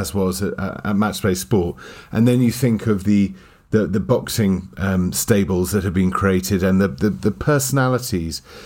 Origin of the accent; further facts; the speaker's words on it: United Kingdom; being British as we are